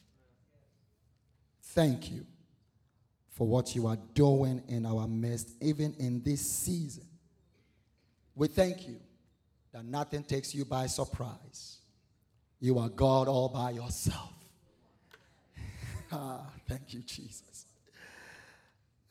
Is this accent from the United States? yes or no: no; Ghana; moved away as an adult; I'm originally from Ghana, West Africa. Been here almost 20 years